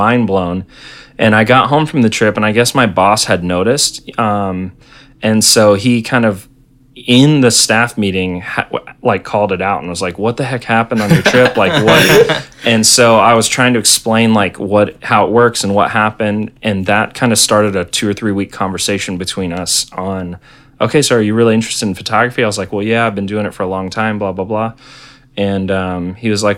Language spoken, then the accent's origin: English; Tallahassee, Florida, United States; also born or lived in Orlando; I moved from Tallahassee, where I grew up, to Orlando